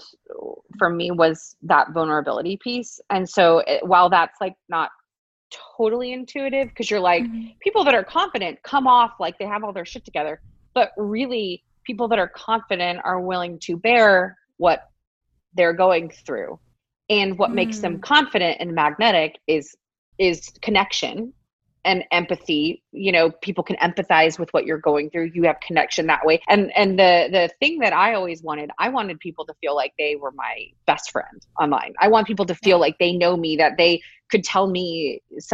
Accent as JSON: {"language": "English", "region": "Texas", "country": "United States", "said": "I'm from Texas."}